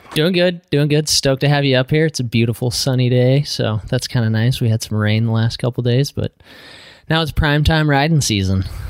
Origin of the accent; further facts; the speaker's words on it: Utah, United States; now in Pacific Northwest, United States; I grew up in Utah